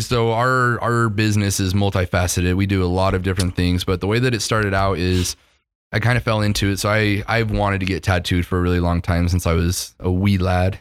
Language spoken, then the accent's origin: English; Utah, United States; when you live in Utah your whole life